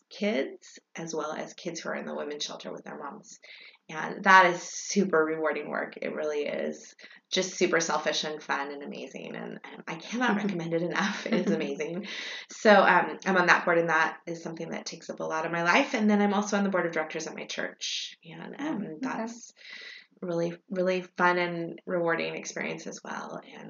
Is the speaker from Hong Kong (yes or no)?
yes; Hong Kong; born there; one interesting thing about me that most people don't know is that I was born in Hong Kong. So I was born in 1970.